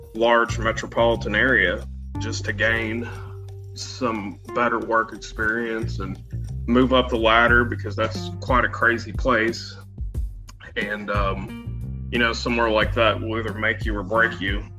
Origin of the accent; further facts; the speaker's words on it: Western Kentucky, United States; also born or lived in St. Louis, Missouri; I was um, born and raised in Western Kentucky, and um, you know grew up here